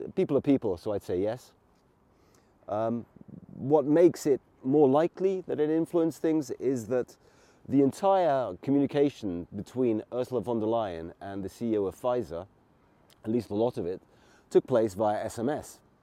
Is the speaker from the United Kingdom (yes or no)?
yes; England, United Kingdom; now in Hungary; I grew up in England